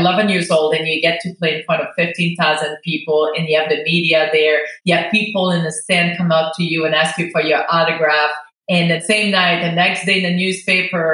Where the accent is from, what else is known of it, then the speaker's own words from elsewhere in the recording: Quebec, Canada; English is a second language; moved away as an adult; I was from Quebec. Everything was French there. We didn't have English TV.